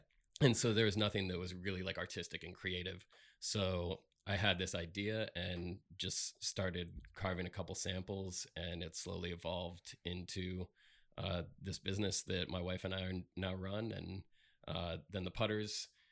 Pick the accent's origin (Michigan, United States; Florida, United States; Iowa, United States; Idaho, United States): Florida, United States; Palm Beach County; I was born and raised here in Palm Beach County